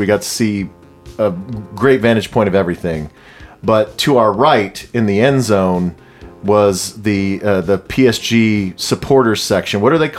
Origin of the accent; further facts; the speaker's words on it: United States; as American fans